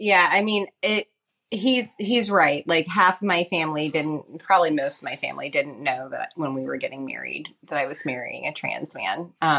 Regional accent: Southern United States, United States; moved away as an adult; I grew up in the South, which is not exactly the most accepting place for, you know, gay people, and my dad was a Methodist minister, so.

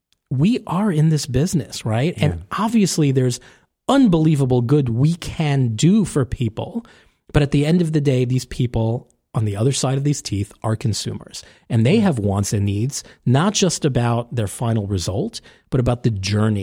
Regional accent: New York City, New York, United States; he's a New Yorker. I'm a New Yorker.

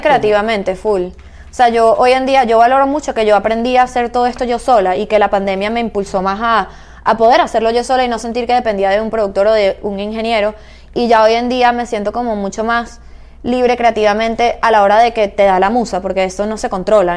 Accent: Caracas, Capital District, Venezuela; moved away; Caracas, de donde yo soy

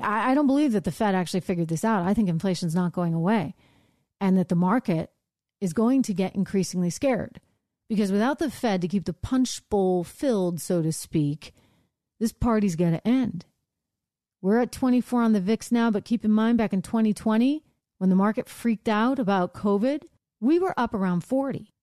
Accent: Northeast, United States; I'm from the Northeast.

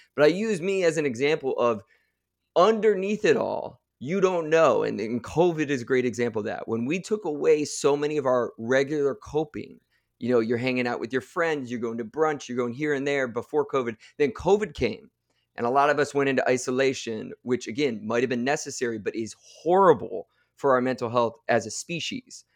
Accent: Akron, Ohio, United States; I grew up in the Midwest, uh, just outside Akron, Ohio

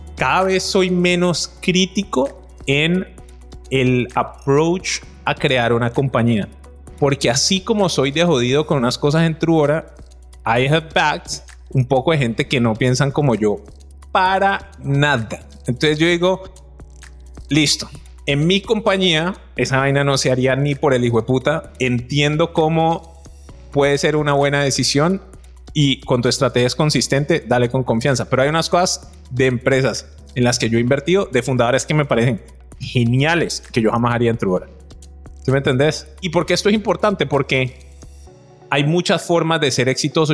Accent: Cali, Valle del Cauca, Colombia; yo soy un man de Cali

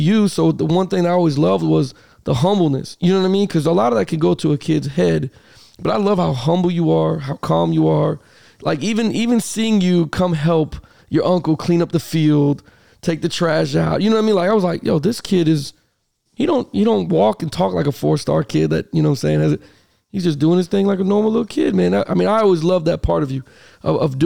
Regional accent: Miami, Florida, United States; moved away; I was from Miami.

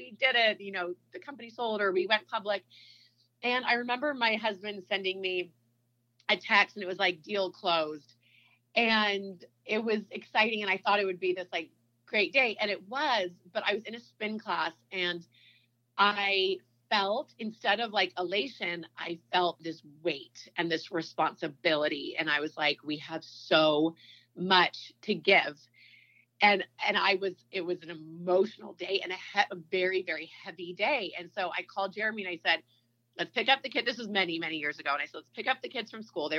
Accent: Bay Area, California, United States; now in Utah, United States; I'm from California, so we were in the Bay Area.

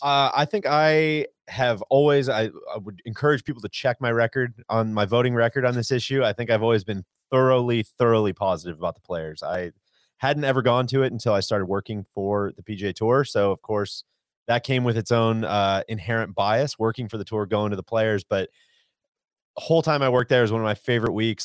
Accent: Jacksonville, Florida, United States; my hometown

